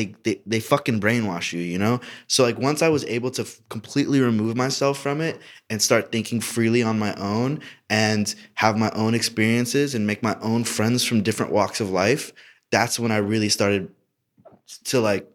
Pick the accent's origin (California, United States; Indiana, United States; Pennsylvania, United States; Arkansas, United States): Indiana, United States; I'm from Indiana. Conservative as fuck.